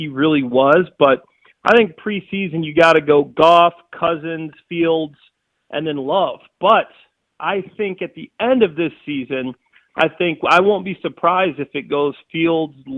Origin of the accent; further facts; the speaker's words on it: Chicago, Illinois, United States; I'm born and raised in the Chicagoland area